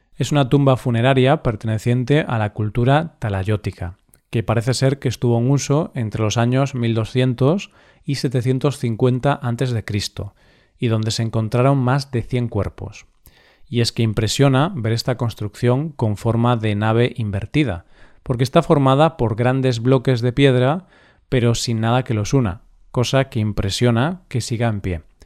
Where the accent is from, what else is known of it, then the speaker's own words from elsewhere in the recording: Spain; nuestro país